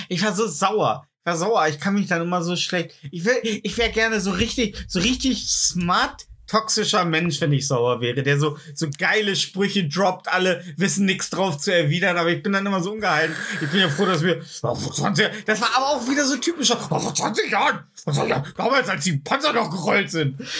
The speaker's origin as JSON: {"language": "German", "country": "Germany", "said": "als Deutscher"}